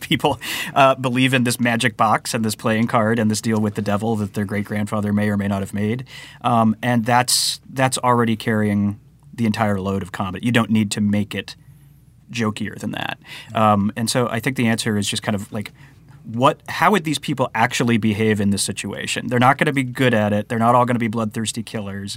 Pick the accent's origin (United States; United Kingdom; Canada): United States; Nebraska; moved away as an adult; since we moved out from Nebraska